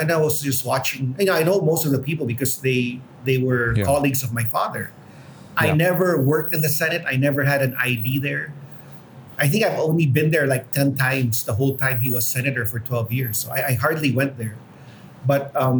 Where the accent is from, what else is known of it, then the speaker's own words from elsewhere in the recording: Houston, Texas, United States; now in Philippines; I grew up in Houston